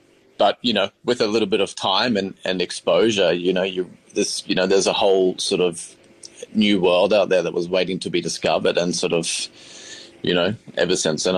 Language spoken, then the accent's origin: English; Queensland, Australia; I'm the oldest of six boys. So I come from Queensland and we never really ate out at all.